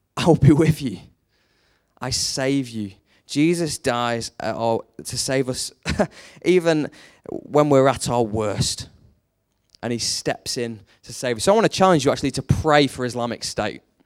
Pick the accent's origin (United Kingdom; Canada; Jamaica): United Kingdom; we're British